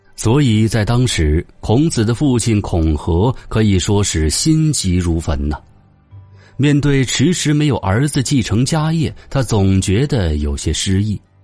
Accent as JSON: {"language": "Chinese", "country": "China", "said": "我们中国人的人生观、价值观、世界观都有儒学的影响"}